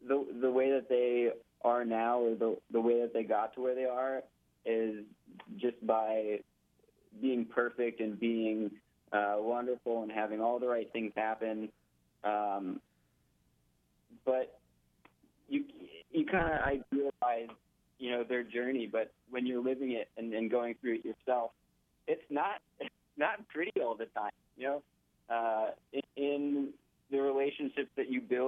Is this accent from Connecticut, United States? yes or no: no; Austin, Texas, United States; also born or lived in Florida; I'm here now in Austin, Texas, my hometown